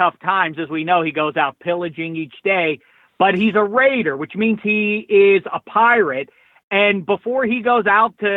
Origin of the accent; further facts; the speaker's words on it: Pittsburgh, Pennsylvania, United States; I'm from Pittsburgh